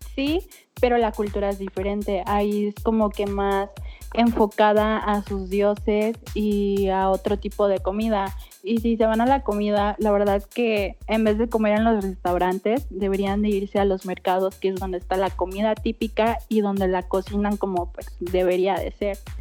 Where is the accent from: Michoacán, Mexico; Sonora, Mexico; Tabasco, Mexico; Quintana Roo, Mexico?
Quintana Roo, Mexico; Cancún; also born or lived in Mexico City / State of Mexico; yo soy del estado de Quintana Roo y crecí aquí en Cancún